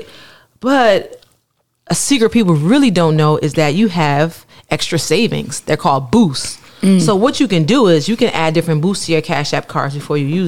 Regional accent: New Jersey, United States; I'm from New Jersey.

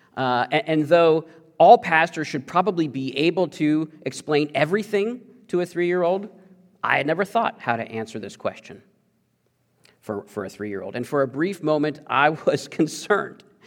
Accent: Missouri, United States; I mostly grew up in Missouri

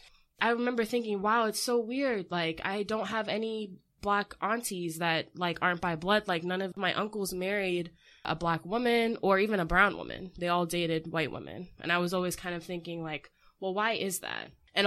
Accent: United States; I have a Jamaican father and an American mother. Mm-hmm. My experience is as an American.

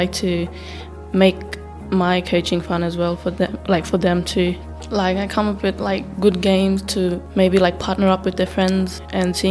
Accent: Badu Island, Torres Strait, Queensland, Australia; I come from Bardo Island up in the Torres Strait

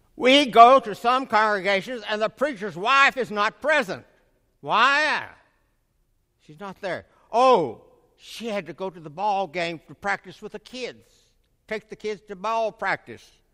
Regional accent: Middle Tennessee, United States; in my community where I grew up in Middle Tennessee

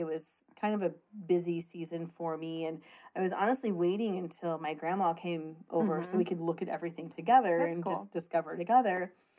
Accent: Columbia, Illinois, United States

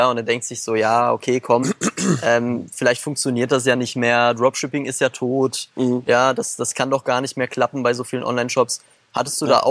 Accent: Germany; wir sind ja schon mhm sagen wir auch äh, als Deutsche sehr privilegiert

